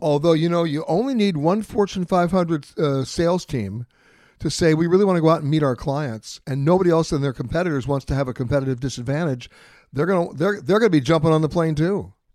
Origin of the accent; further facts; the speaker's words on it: New York, United States; I'm born and raised in New York.